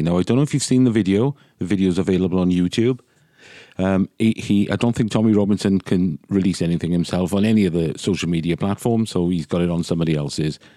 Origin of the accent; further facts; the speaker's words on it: Wales, United Kingdom; They're as Welsh as I am